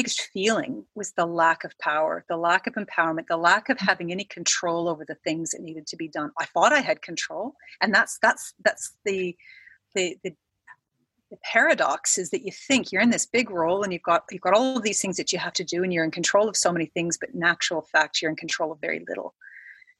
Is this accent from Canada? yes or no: yes; Canada; moved away as an adult; now in Australia; I am Canadian, came to Australia about 10 years ago for a job.